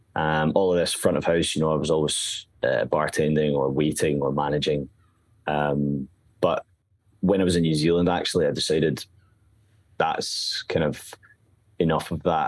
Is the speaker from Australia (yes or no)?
no; Glasgow, Scotland, United Kingdom; I've spent most of my life in Glasgow. I think I've, I've been in the south side for just about five years, four and a half. Yeah. Um, and, you know, I grew up in the West End